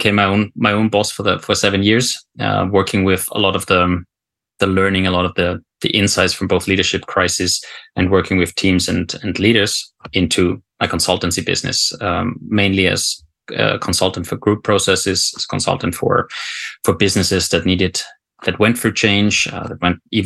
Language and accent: English; Austria; moved away as an adult; also born or lived in South Africa / Afghanistan; now in Norway; I'm not Norwegian originally, so I'm from Austria